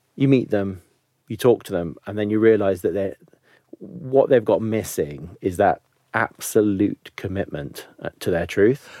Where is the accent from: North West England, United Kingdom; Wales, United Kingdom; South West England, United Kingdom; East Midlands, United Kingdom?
East Midlands, United Kingdom; Nottingham; I'm one of seven kids from, you know, a relatively rough area of Nottingham